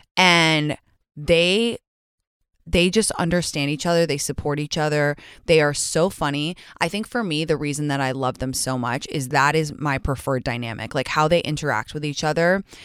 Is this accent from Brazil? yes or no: no; England, United Kingdom; moved away; I grew up in England